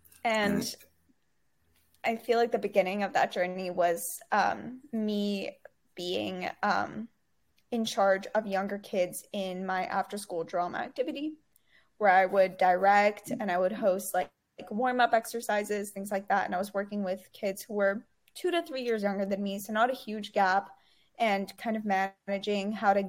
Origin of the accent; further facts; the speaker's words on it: Dubai, United Arab Emirates; growing up in Dubai, it wasn't only being exposed to like a quote unquote Arab culture, it was being exposed to so many cultures because everyone is from everywhere